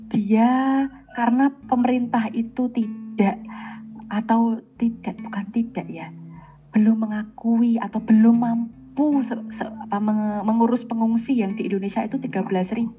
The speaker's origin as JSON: {"language": "Indonesian", "country": "Afghanistan", "tie": "born there", "said": "secara de facto aku tuh lahir di Afghanistan"}